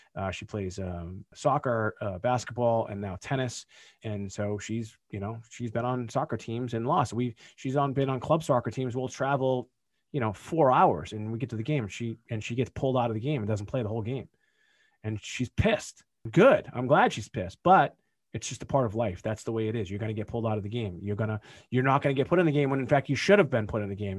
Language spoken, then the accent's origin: English; Boston, Massachusetts, United States; We're from Boston, so wicked's a thing